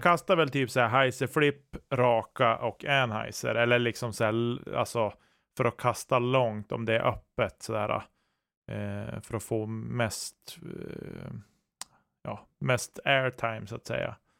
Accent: Norrland, Sweden; jag som norrlänning

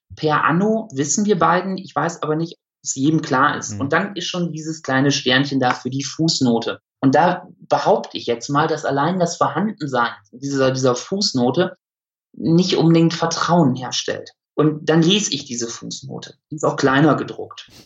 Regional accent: Münsterland, North Rhine-Westphalia, Germany; moved away as an adult; now in Essen, Germany; Ich, ich bin Münsterländer durch und durch

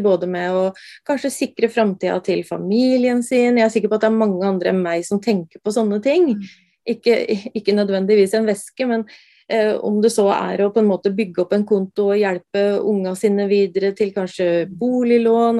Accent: Brumunddal, Innlandet, Norway; jeg er eh, fra Brumunddal og veldig jordnær

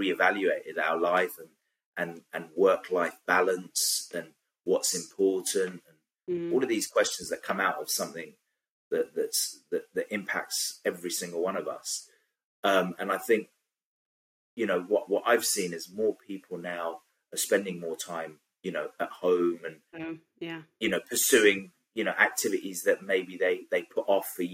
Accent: London, United Kingdom; I grew up in Southeast London

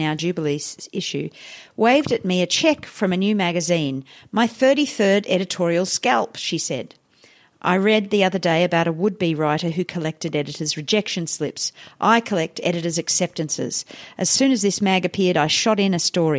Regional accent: Hyderabad, Telangana, India; now in Australia; when I was growing up in India

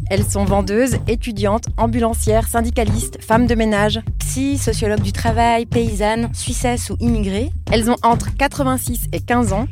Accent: France; Je suis suissesse, enfin je suis binationale, c'est comme ça qu'on dit en Suisse, puisque j'ai grandi en France.

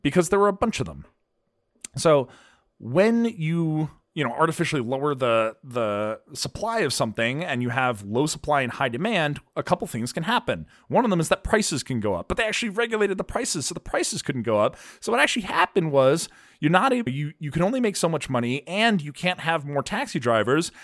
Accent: Pennsylvania, United States; moved away; also born or lived in Boston; growing up in Pennsylvania

